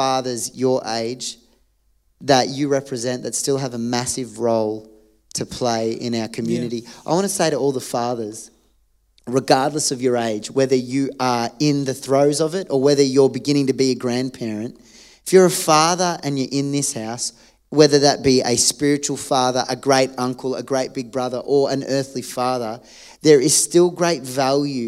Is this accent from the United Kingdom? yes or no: no; Australia; as an Australian